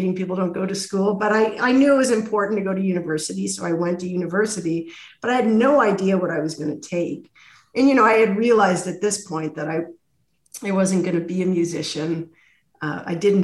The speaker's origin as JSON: {"language": "English", "town": "Toronto", "region": "Ontario", "country": "Canada", "also_born_or_lived": "Ottawa", "said": "I'm from Toronto"}